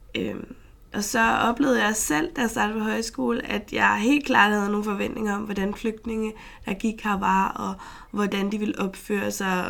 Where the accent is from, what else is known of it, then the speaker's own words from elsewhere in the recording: Frederiksberg, Capital Region of Denmark, Denmark; jeg er født og opvokset på Frederiksberg